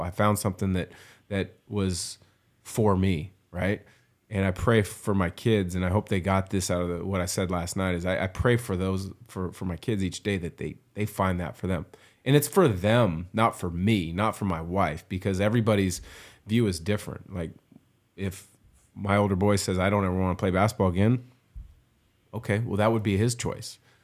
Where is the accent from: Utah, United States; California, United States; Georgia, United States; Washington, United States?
Washington, United States; Vancouver; I was still growing up in Vancouver, Washington